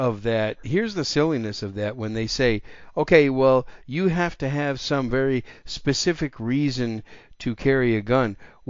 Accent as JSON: {"language": "English", "region": "Wisconsin", "country": "United States", "tie": "born or raised there", "moved": "as an adult", "said": "My home state's Wisconsin. I grew up there, spent the majority of my first 24, almost 25 years there, and still go back there occasionally."}